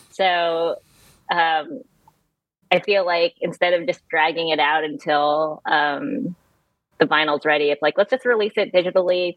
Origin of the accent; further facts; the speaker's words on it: California, United States; moved away as an adult; now in North Carolina, United States; I'm from California, and I moved to North Carolina three years ago, just before the pandemic